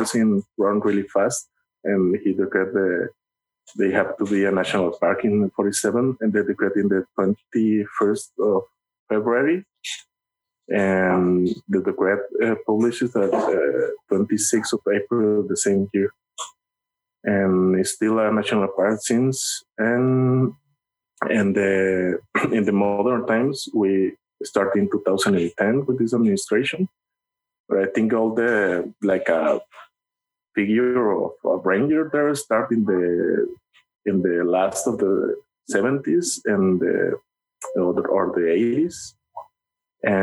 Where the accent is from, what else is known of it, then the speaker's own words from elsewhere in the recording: Cedros Island, Baja California, Mexico; English is a second language; my hometown is like Cedros